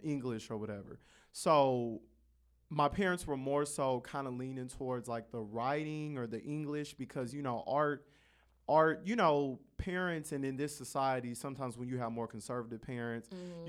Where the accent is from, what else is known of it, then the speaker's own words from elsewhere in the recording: Carson, California, United States; I grew up in Carson, the city right next to Compton.